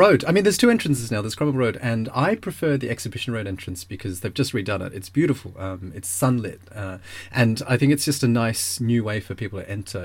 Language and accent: English; Melbourne, Victoria, Australia; moved away; I grew up in Melbourne